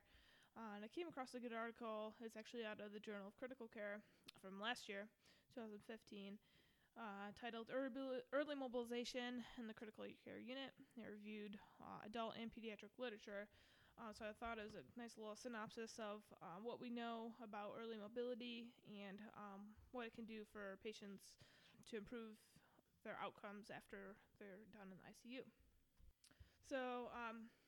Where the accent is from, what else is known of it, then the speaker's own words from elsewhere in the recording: Michigan, United States; moved away as an adult; now in Atlanta, United States; I come from Michigan.